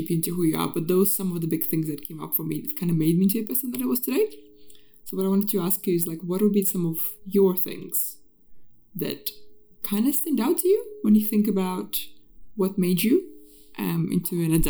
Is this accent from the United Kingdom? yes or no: no; Kazakhstan; now in New Zealand; growing up in Kazakhstan and then moving to Western country and feeling like I have to change my surname to be more, I don't know, accepted or fit in.